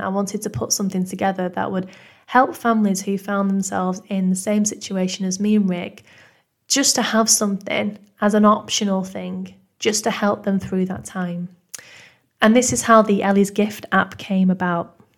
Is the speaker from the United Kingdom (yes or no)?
yes; Manchester, North West England, United Kingdom; accent: northern; as you can probably tell from my northern accent, I'm originally from Manchester in the U K